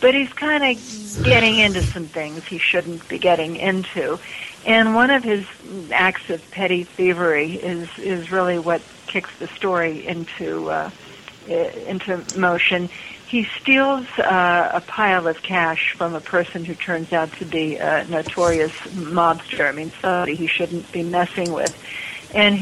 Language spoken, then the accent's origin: English; Pittsburgh, Pennsylvania, United States; Pittsburgh, which is my hometown